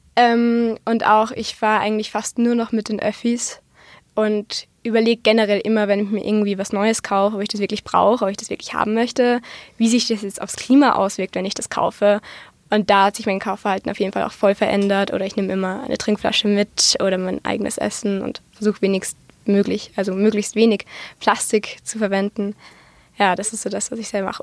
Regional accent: Austria; bei uns in Österreich

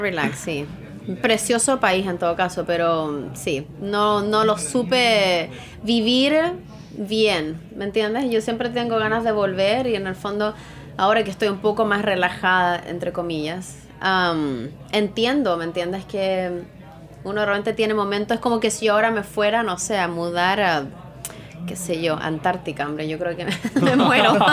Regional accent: Chile; also born or lived in Santiago / Australia; now in New York, United States

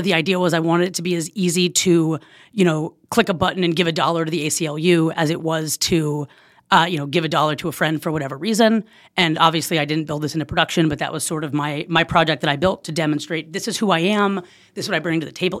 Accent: Oakland, California, United States; moved away as an adult; now in Silver Lake, Los Angeles, United States; I'm originally from Oakland

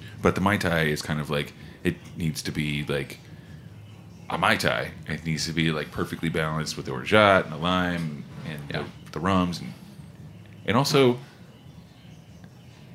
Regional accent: Oklahoma, United States; I'm from Oklahoma

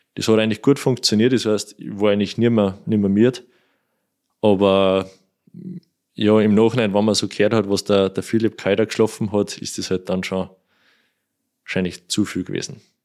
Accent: Kuchl, Salzburg, Austria; Kuchel durch, das ist mein Heimatort, also da kenne ich jeden, jedes Schlagloch

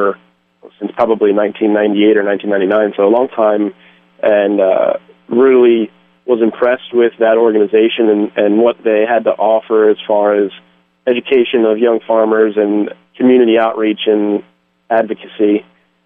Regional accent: just outside of Philadelphia, Pennsylvania, United States; also born or lived in Delaware / Georgia / Lehigh Valley, Pennsylvania; I am from Pennsylvania. I grew up just outside of Philadelphia

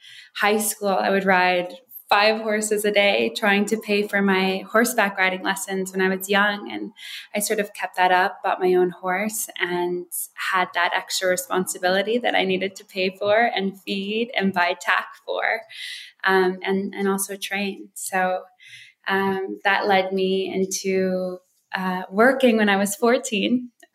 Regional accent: Wisconsin Dells, Wisconsin, United States; also born or lived in Hawaii; I grew up, well, my parents were missionaries. So our home base was between Wisconsin Dells and Hawaii.

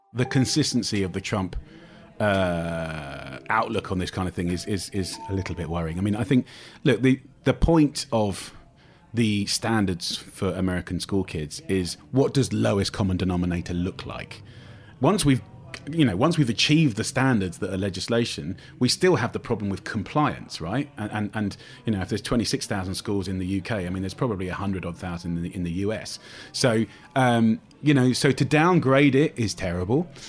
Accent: United Kingdom; me being British

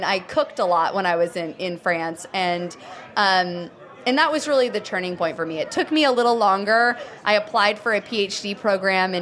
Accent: New Jersey, United States; also born or lived in Conway, South Carolina / Greenville, South Carolina; now in Asheville, United States; I was born in South Carolina, in Conway, actually, and lived in Greenville a little bit, moved up and grew up in New Jersey area

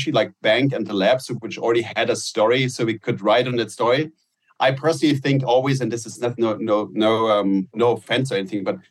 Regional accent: Germany; now in United States; in Germany, Nutella was I grew up on Nutella

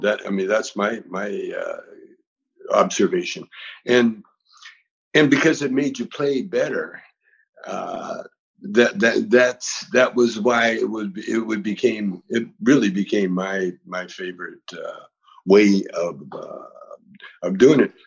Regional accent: Vancouver, British Columbia, Canada; moved away as an adult; now in United States; We, we, used to sneak down to America from uh, Vancouver

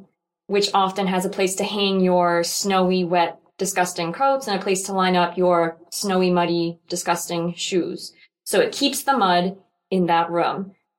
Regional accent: Salisbury, Massachusetts, United States; Yes, I'm from Salisbury.

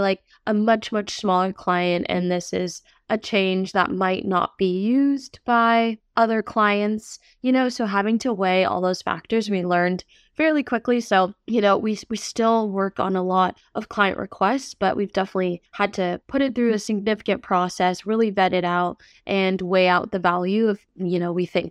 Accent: New York, United States; moved away; being a former New Yorker myself

